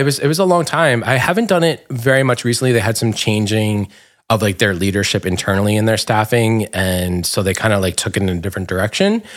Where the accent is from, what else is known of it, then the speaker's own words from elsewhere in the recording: Dumont, New Jersey, United States; moved away; I grew up in Dumont in Bergen County